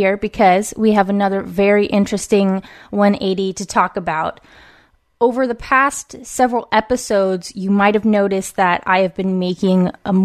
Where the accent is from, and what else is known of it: West Coast, United States; born or raised there